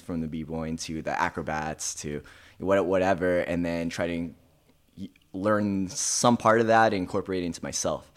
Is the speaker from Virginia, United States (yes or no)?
no; Thousand Oaks, California, United States; also born or lived in Tarzana, California; I mostly grew up in Thousand Oaks, which is right outside